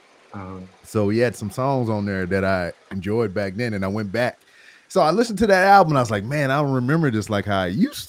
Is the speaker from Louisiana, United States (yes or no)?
yes; Louisiana, United States; that's my home state